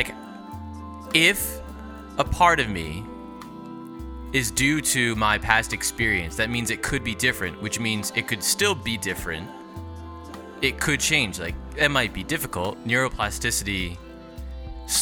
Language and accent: English; New Jersey, United States; I was born in New Jersey in 1993.